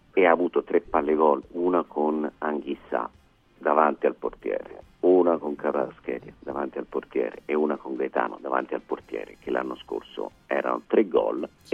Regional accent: Montecatini Terme, Tuscany, Italy; io sono di Montecatini

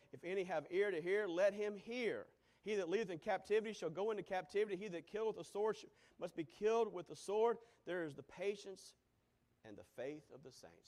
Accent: United States; As an American

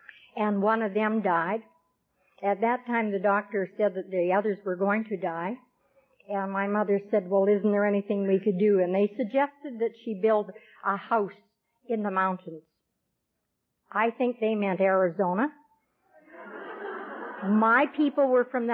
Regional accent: Vancouver, British Columbia, Canada; now in Campbell River, Canada; I'm from Campbell River. I was born in Vancouver, but I moved up to Campbell River about 17 years ago, and that's on Vancouver Island

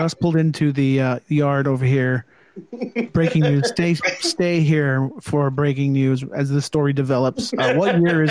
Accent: California, United States; we're from California.

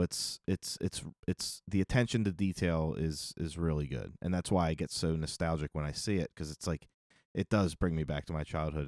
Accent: Northeast, United States; growing up in the Northeast

